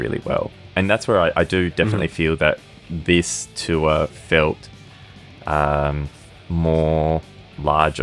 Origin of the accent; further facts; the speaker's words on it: Perth, Western Australia, Australia; we've got a little island off the coast of Perth called Rottnest